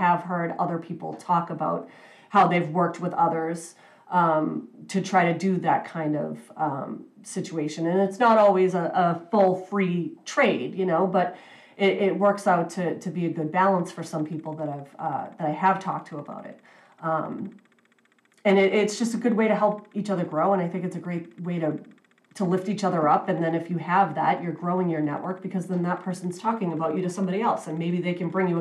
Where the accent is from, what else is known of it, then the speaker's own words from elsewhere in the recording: New England, United States; I was born and raised in New England